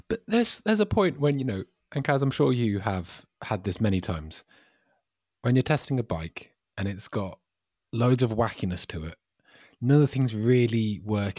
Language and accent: English; United Kingdom; I'm British